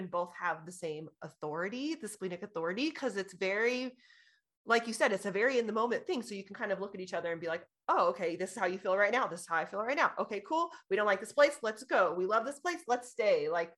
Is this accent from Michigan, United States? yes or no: no; California, United States; born there; I was born in California, so I'm...